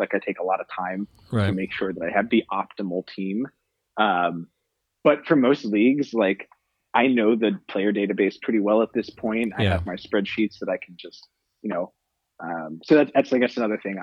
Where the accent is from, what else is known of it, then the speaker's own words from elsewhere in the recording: Philadelphia, Pennsylvania, United States; also born or lived in Los Angeles / Miami; now in San Francisco, United States; I'm in San Francisco now. Over the last couple of years, I've lived in L.A., I've lived in Miami, but I grew up in Philadelphia